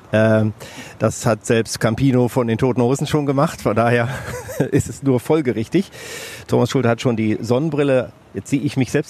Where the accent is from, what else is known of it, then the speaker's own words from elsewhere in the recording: Essen, North Rhine-Westphalia, Germany; In Essen, auf der Margaretenhöhe. Ich bin ein Kind der Margaretenhöhe.